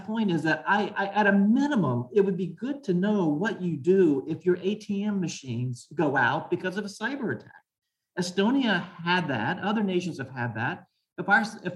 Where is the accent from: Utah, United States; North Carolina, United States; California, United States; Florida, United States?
Florida, United States; I grew up in Florida